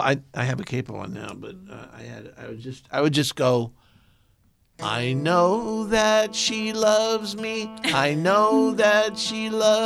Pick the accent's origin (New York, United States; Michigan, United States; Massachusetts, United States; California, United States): California, United States; San Diego; I grew up in San Diego